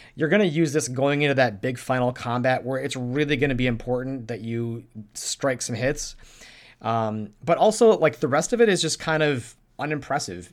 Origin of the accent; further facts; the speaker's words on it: Minnesota, United States; I'm from Minnesota